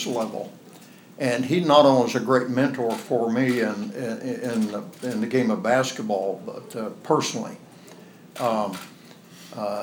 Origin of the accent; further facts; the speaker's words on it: southwest Oklahoma, United States; moved away; I grew up in the Great Depression on a cotton farm in southwest Oklahoma